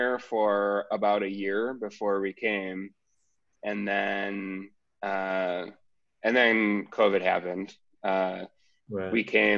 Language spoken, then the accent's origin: English; United States; moved away as an adult; now in Melbourne, Australia; my hometown